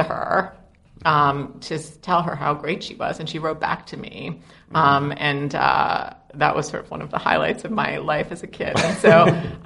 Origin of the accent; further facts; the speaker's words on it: New York City, New York, United States; I grew up in Brooklyn